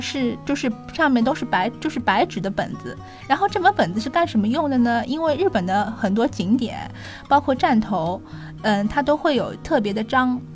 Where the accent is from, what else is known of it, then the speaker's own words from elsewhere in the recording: Shanghai, China; 我们上海人